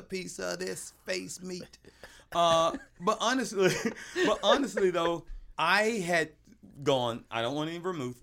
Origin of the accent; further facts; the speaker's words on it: the South, United States; We're both Southerners